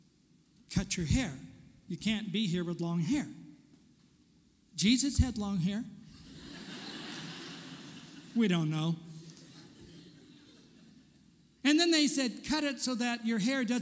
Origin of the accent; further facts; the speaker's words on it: California, United States; moved away as an adult; also born or lived in Portland; I'm a Californian, born and raised in California.